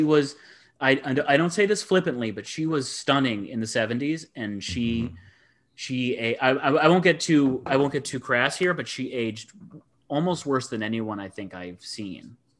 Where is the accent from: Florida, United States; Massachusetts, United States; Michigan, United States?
Michigan, United States; Ann Arbor; my hometown, which of course you guys know I love. I love my hometown, and I always think of Ann Arbor